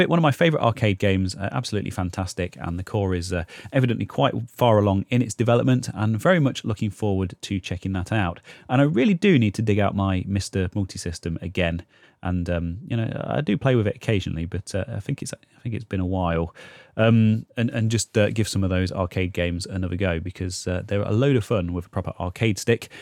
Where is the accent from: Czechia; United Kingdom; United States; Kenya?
United Kingdom; Leicester, East Midlands; Leicester, which is kind of my hometown in the U K